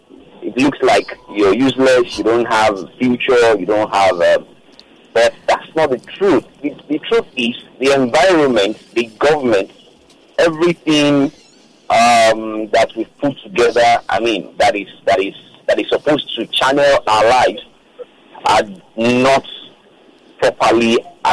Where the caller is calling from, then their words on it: Ikotun, Lagos, Nigeria; I'm calling you from Ikotun, Axis of Lagos.